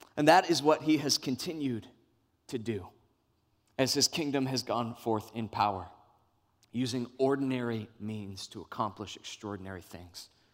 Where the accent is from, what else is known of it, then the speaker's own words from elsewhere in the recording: Brandon, Florida, United States; I'm from Brandon